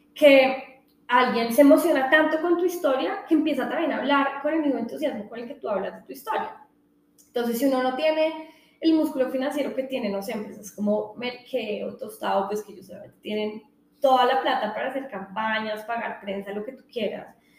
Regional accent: Colombia; a uno como colombiano saca pecho

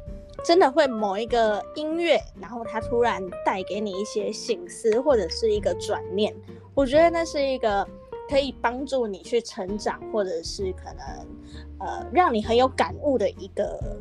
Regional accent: Kaohsiung, Taiwan; 他们也是高雄人，我也是高雄人，

